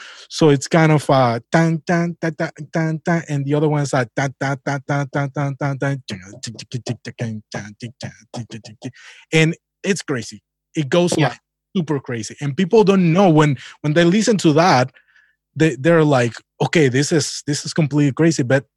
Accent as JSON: {"language": "English", "region": "Holguín", "country": "Cuba", "tie": "born or raised there", "moved": "yes", "said": "my hometown is Holguín. That's province east of Cuba."}